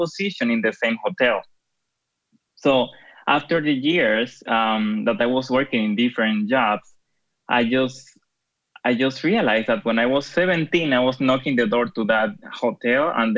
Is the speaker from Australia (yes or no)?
no; Dominican Republic; moved away as an adult; now in Switzerland; Well, I'm based in Switzerland, but I am from the Dominican Republic.